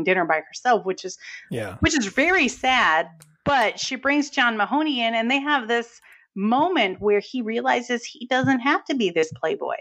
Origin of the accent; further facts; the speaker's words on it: New England, United States; accent: New England; you'll hear my New England accent.